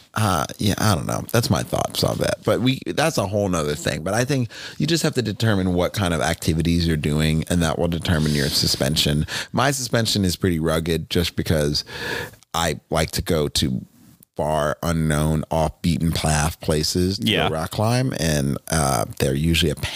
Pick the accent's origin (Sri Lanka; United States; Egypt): United States; Northeast; moved away; I grew up in the Northeast